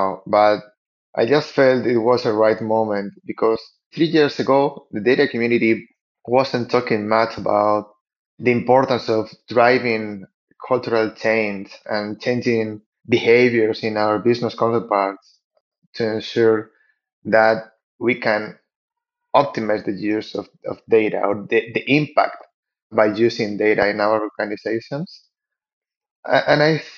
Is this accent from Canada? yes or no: no; Spain; moved away as an adult; now in Lima, Peru; I'm now living in Lima in Peru, but I'm actually from Spain, although I've been living here in Latin America for the last 10 years